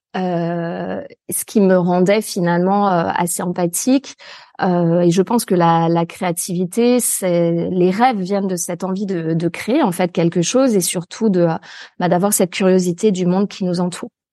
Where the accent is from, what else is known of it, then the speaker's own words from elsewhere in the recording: near Lyon, Auvergne-Rhône-Alpes, France; also born or lived in Paris; là où je suis actuellement, d'ailleurs, c'est en pleine nature, en fait, euh, à la campagne, alors proche d'une ville un peu plus grande euh, qui est euh, Lyon